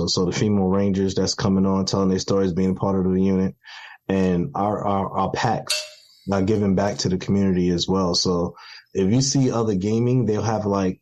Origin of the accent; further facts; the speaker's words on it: New York City, New York, United States; I was born in Brooklyn, New York, and growing up in a crack epidemic and growing up, you know, in the streets of Brooklyn